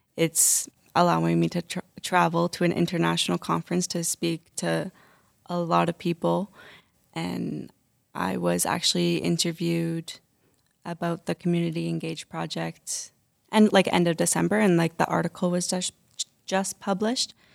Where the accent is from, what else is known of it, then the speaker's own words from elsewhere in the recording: St. Albert, Alberta, Canada; I'm from Saint Albert, and when I work in s, uh, Saint Albert centers, there's not a lot of culture va-, variety